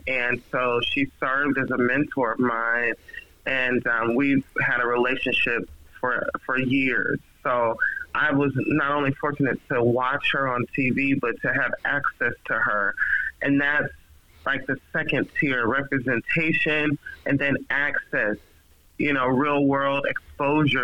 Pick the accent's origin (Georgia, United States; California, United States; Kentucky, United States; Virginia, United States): Georgia, United States; Atlanta; a young Black girl growing up in Atlanta, Georgia